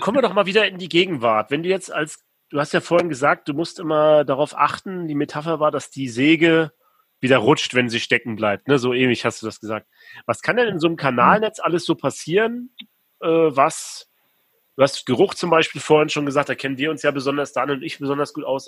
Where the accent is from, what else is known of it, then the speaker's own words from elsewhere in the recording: Rostock, Mecklenburg-Vorpommern, Germany; ist ja meine Heimatstadt Rostock